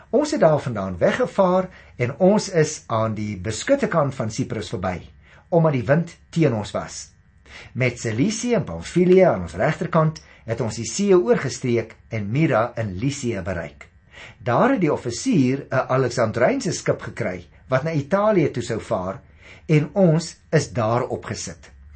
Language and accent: Afrikaans; Paarl, Western Cape, South Africa; ek kom daarom van die Parel af